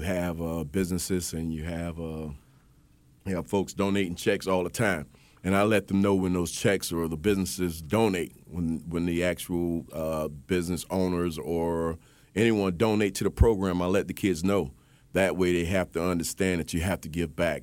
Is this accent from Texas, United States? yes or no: no; Miami, Florida, United States; I'm originally from Miami, Florida